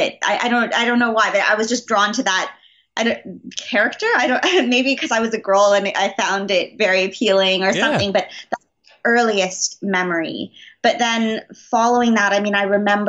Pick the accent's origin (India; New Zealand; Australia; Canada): Canada; Montreal, Quebec; growing up in Montreal, we have a lot of the, there's a huge French influence here